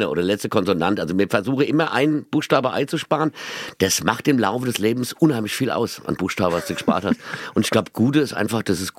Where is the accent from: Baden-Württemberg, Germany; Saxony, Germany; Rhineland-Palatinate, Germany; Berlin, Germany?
Rhineland-Palatinate, Germany; Mainz; Ich bin erstmal bin ich Mainzer, obwohl ich nicht mehr in Mainz wohne, sondern in Boden und das ist dann wieder Roy Hesse, das ist dann direkt am Rhein.